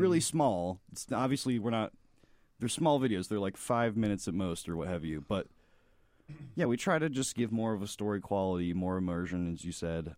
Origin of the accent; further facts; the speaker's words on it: Florida, United States; moved away as an adult; now in Chicago, United States; I'm from Florida.